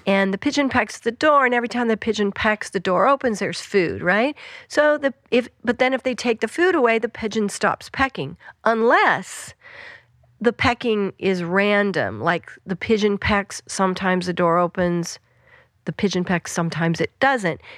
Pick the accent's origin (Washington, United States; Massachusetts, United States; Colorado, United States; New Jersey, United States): Colorado, United States; Western; moved away; I grew up in Western Colorado